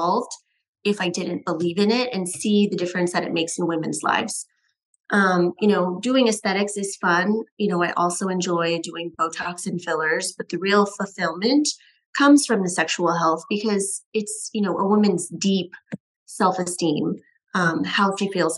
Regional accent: Northern California, United States; moved away as an adult; also born or lived in Tampa, Florida; now in Scottsdale, United States; I'm originally from Northern California

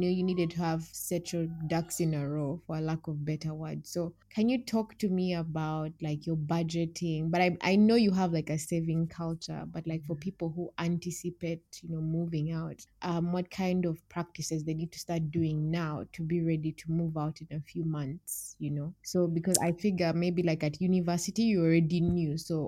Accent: Kampala, Central Region, Uganda; By city, I'm from Kampala City.

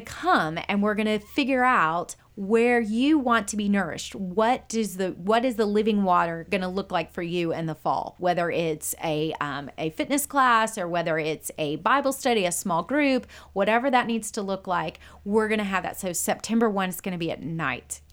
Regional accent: Conroe, Texas, United States; also born or lived in Waco, Texas / Wheaton, Illinois / Branson, Missouri; I was born and raised in, in this area

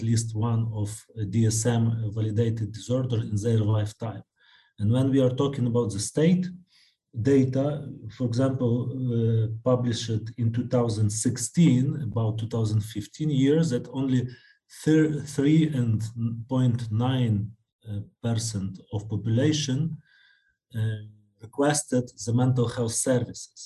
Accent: Lviv, Lviv Oblast, Ukraine; I'm a psychiatrist from Lviv.

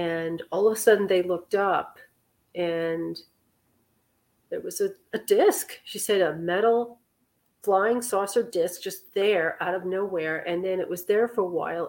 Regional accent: New York City, New York, United States; I'm from Manhattan

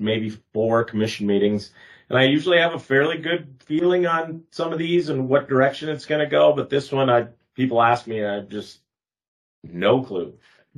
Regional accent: United States; I grew up on Travers and Big Stone. We had a cabin

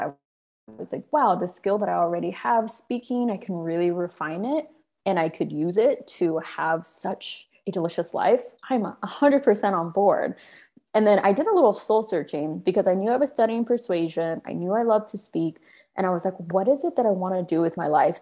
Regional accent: Sacramento, California, United States; moved away as an adult; also born or lived in New York; I'm from Sacramento, and I spent most of my life there until college

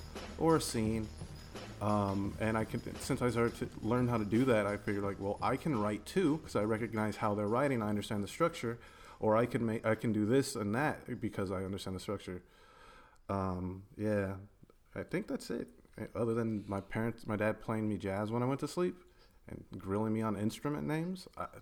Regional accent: Tucson, Arizona, United States; Growing up in Tucson, we had just enough to get stuff, like resources to do things, and not enough distractions to keep you from them.

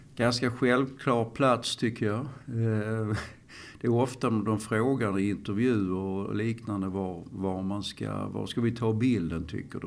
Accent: Malmö, Skåne, Sweden; i Malmö överhuvudtaget. För att här är jag uppväxt.

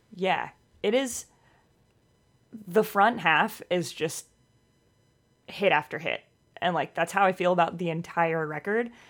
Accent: Missouri, United States; moved away as an adult; also born or lived in Boston area; now in Boston, United States; I grew up in Missouri.

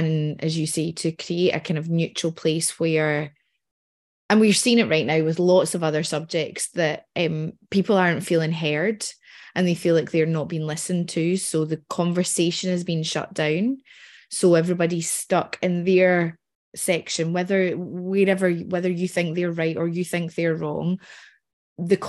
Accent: Scotland, United Kingdom; being Scottish

